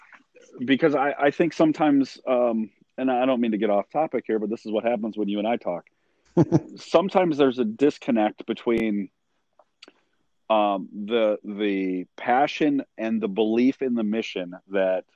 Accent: Sycamore, Illinois, United States; also born or lived in DeKalb, Illinois; I grew up in Sycamore until the middle of eighth grade, when my parents bought a house in DeKalb

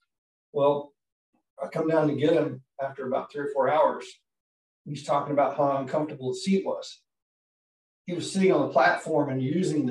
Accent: western North Carolina, United States; I was born in North Carolina, western part of North Carolina

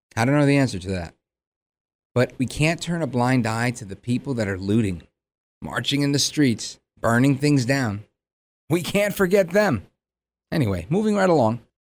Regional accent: Hudson County, New Jersey, United States; also born or lived in Brooklyn, New York; being born in Brooklyn and moving across the Hudson River to Jersey, I cut my teeth on politics in Hudson County.

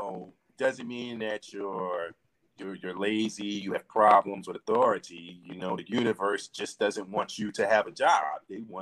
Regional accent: Philadelphia, Pennsylvania, United States; I'm from Philly, I was born and raised in Philly. I went to Lincoln Hall High School, after that joined the military.

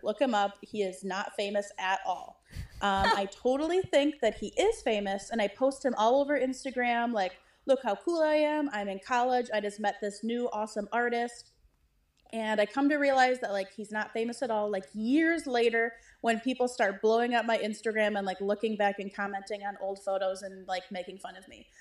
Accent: Wisconsin, United States; I'm from Wisconsin, and I went to a state school

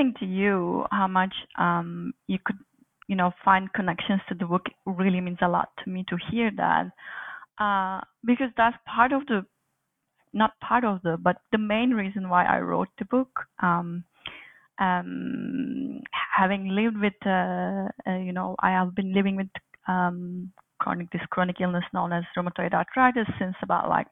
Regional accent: Turkey; moved away as an adult; also born or lived in Aberystwyth, Wales; now in Montreal, Canada; I was born and raised in Turkey, did most of my higher education in Turkey

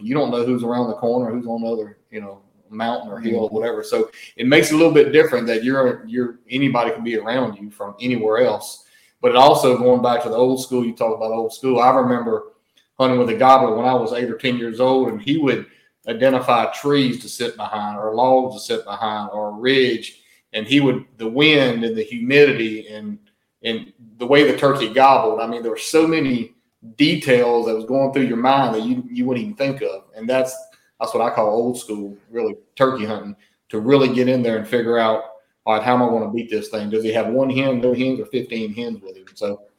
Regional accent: Mississippi, United States; We grew up hunting here in the National Forest in Mississippi, and most of our trips are National Forest.

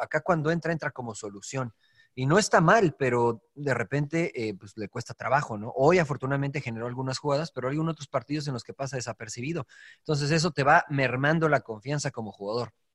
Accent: Mexico; moved away as an adult; now in United States; Soy mexicano de nacimiento y también quiero mucho a mi país

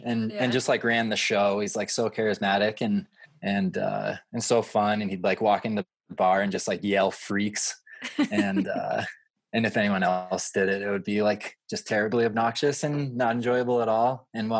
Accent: Aspen, Colorado, United States; Most of us are like 30 now. But we grew up in Aspen

